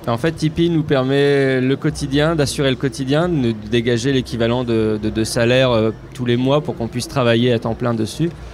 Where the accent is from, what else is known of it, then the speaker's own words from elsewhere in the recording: Picardy, Hauts-de-France, France; je viens de Picardie